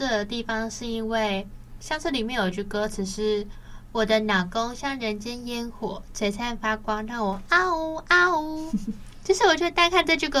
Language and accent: Chinese; Kaohsiung, Taiwan; 嘿，高雄人。